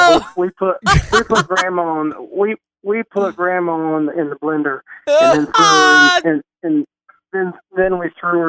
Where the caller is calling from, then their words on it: Arkansas, United States; I'm calling from Arkansas.